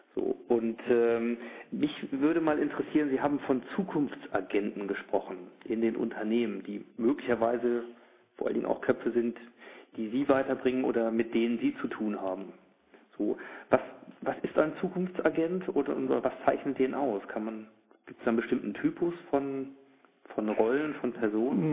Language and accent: German; Germany; nun bin ich auch Deutscher